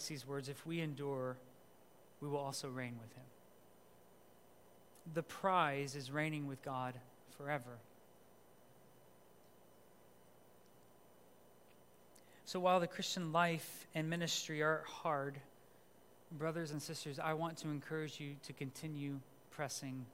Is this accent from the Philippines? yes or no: yes; Philippines; moved away; I grew up in the Philippines